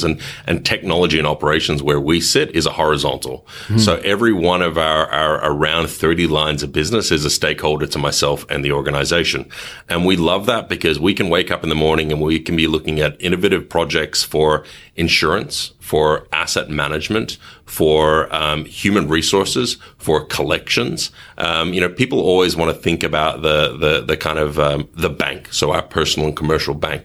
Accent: Melbourne, Victoria, Australia; accent: thick Australian; moved away as an adult; also born or lived in Kuala Lumpur, Malaysia / Africa / Asia / Europe; I have a relatively thick Australian accent, and I am Australian, but only by naturalization.

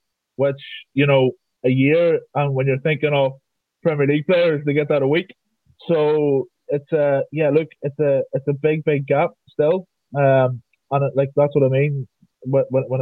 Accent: Northern Ireland, United Kingdom; I'm from Northern Ireland, as everybody can hear with my accent

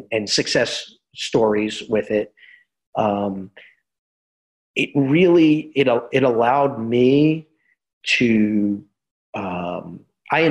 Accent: New York, United States; also born or lived in the South (US); now in the South, United States; I'm originally from New York. I don't know if anybody's picked up on that accent yet. I hide it pretty well being in the South

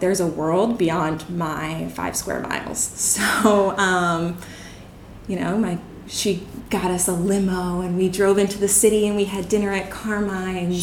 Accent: Bucks County, Pennsylvania, United States; moved away as an adult; now in Chiang Mai, Thailand; i'm from bucks county pennsylvania it's a, about an hour outside of philadelphia

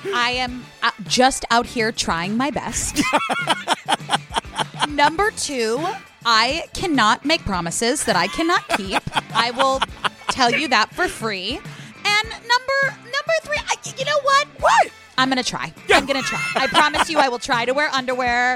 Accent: San Francisco, California, United States; moved away; I am from San Francisco, so I'm coming home

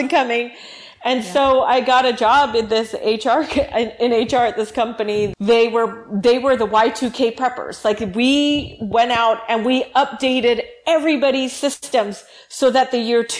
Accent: Hawaii, United States; moved away as an adult; now in California, United States; I was born and raised in Hawaii, went to school all the way through university out there

